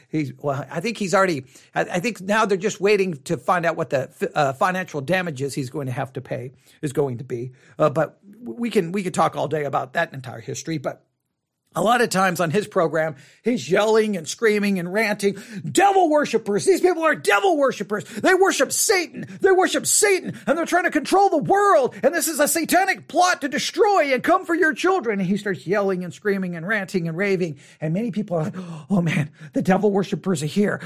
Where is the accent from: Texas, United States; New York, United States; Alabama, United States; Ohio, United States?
Texas, United States; Buffalo Gap; also born or lived in Tuscola, Texas; a good portion of my childhood was in Buffalo Gap